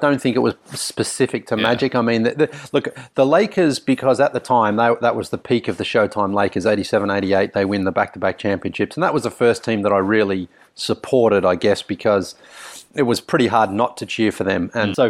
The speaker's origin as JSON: {"language": "English", "town": "Sunbury", "region": "Victoria", "country": "Australia", "tie": "born or raised there", "said": "basketball itself as a sport was quite big, I felt, growing up in Sunbury, certainly, and in Victoria"}